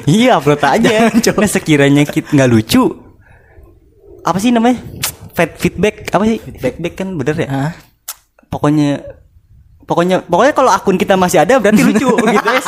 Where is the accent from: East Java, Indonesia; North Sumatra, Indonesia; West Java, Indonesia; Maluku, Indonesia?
West Java, Indonesia; bahasa Sunda nggak bisa lahir di Jawa tapi gedenya di tanah Sunda